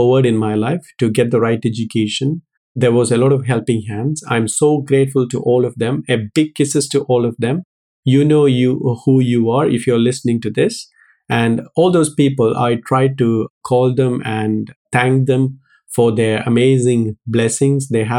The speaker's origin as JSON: {"language": "English", "region": "Kerala", "country": "India", "tie": "born or raised there", "moved": "as an adult", "lives_now": "United Kingdom", "said": "I was born in South India in a place called Kerala."}